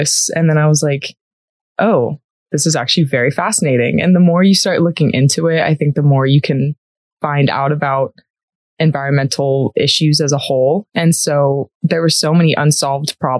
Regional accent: San Diego, California, United States; moved away as an adult; now in Colorado, United States; I am from San Diego, California

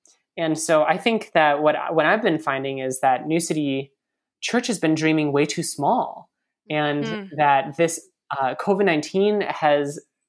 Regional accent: United States; So I'm Asian American, and I think that over the past several years, there's been kind of this like awkward acknowledgement of like, yeah, Asians are like people of color

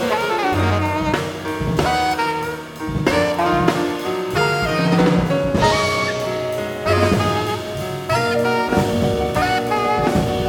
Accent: Chicago, Illinois, United States; from Chicago, born and raised south side of Chicago

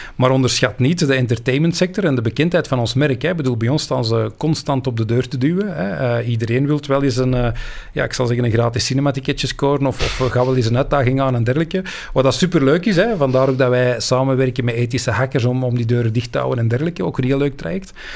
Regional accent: Belgium; wij als Belg

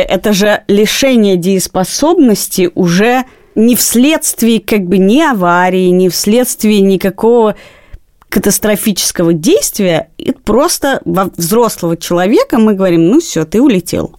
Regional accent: Moscow, Russia; все детство провела на Даниловском рынке, потому что я жила и живу рядом с ним.

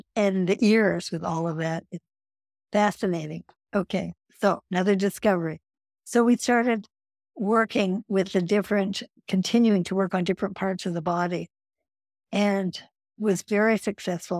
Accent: Edmonton, Alberta, Canada; I, growing up in Canada, had had four years of French and Latin.

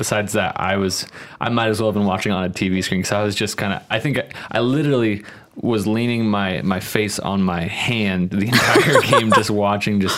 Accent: Spokane, Washington, United States; also born or lived in Portland; I grew up in Spokane

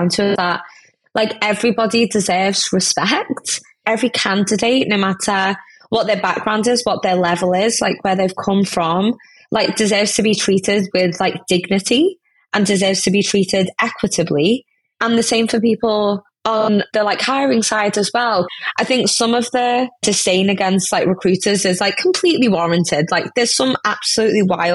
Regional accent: India; now in United Kingdom; I'm an Indian woman

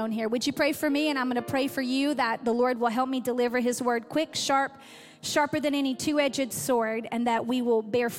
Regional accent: Athens, United States; I'm actually from Athens.

